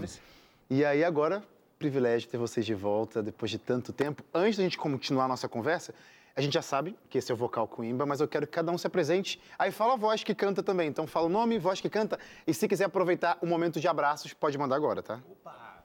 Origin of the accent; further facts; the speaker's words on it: Brazil; eu sou brasileiro